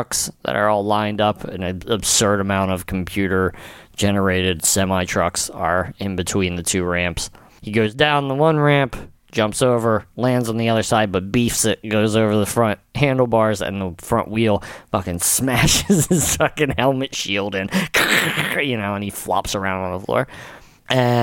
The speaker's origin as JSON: {"language": "English", "town": "Pennsville", "region": "New Jersey", "country": "United States", "tie": "born or raised there", "said": "growing up in Pennsville, New Jersey"}